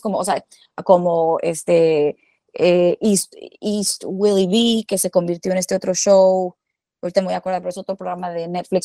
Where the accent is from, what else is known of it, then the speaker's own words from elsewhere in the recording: Culiacán, Sinaloa, Mexico; moved away; yo nací en Culiacán, Sinaloa